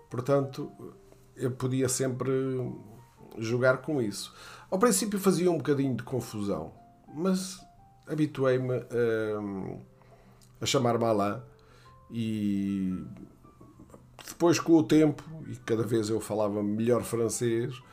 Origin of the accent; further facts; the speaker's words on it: Brazil; Sou americano, mas sou da América do Sul. Sou brasileiro.